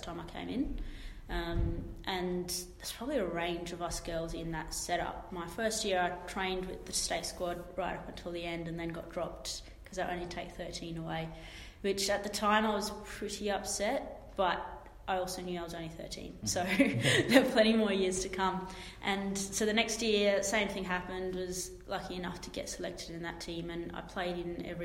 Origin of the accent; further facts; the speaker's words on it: Australia; also born or lived in Zimbabwe; I was born in Zimbabwe and my family is of Indian origin, so cricket, you could say, is in our blood. Always used to run around in the backyard playing with my younger brother or my dad. Moved to Australia when I was 8 years old